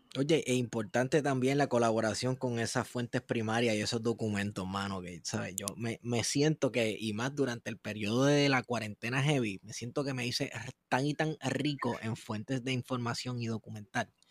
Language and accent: Spanish; Manatí, Puerto Rico